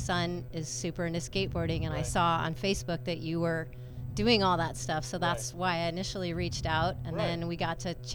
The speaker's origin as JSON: {"language": "English", "region": "Colorado", "country": "United States", "tie": "born or raised there", "moved": "as an adult", "lives_now": "Moss Landing area, United States", "said": "I'm actually from Colorado"}